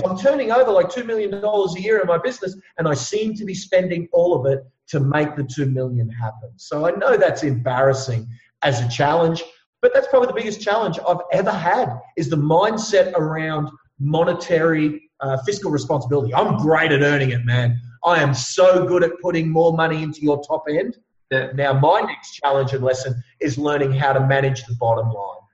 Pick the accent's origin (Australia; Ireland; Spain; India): Australia; Ipswich, Queensland; I grew up in Ipswich. I'm a bit of a you know um, a knockabout lad, as you can imagine. I mean, you can hear it in my voice